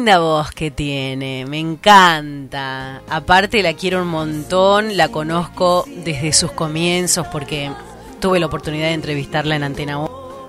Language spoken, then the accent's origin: Spanish; Tucumán, Argentina; cómo somos los tucumanos